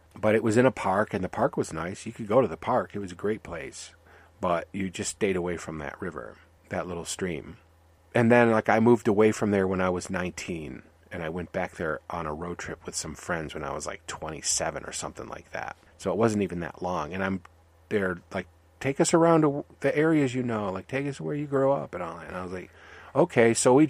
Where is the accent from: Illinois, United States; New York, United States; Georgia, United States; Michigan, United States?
Michigan, United States; It was a dead river, because I grew up near Detroit, and we were told stay away from those rivers.